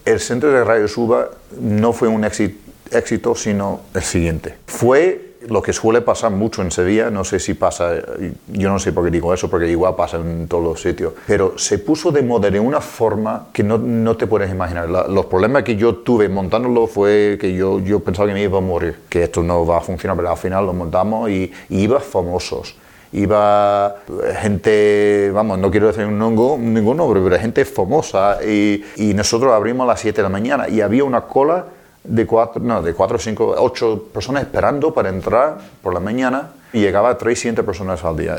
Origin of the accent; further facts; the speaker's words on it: New York, United States; moved away; Yo nací en Nueva York.